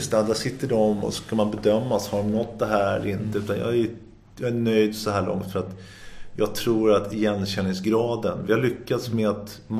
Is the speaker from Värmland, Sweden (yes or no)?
no; Sundbyberg, Stockholm County, Sweden; Någonstans i där så landade jag växte jag upp till stor del i Dubo i Sundbyberg och då blev det Sundbyberg slalomklubb och det blev liksom mitt andra hem.